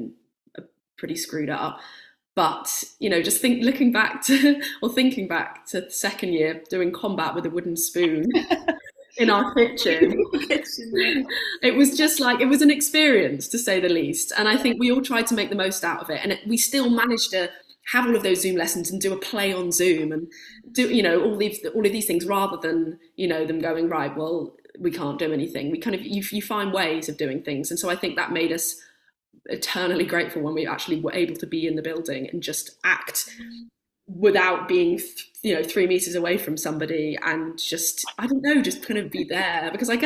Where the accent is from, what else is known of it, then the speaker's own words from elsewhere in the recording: Somerset, South West England, United Kingdom; moved away as an adult; also born or lived in North London; now in London, United Kingdom; I was born in North London, but then my family, my mum and my dad and my sister moved to Somerset when I was about five. So that I spent my whole childhood there